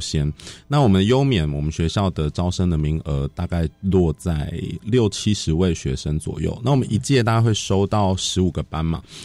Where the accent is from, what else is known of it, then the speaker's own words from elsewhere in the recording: Taipei, Taiwan; also born or lived in Hsinchu; 我自己一方面想要回台北教书，我是台北人嘛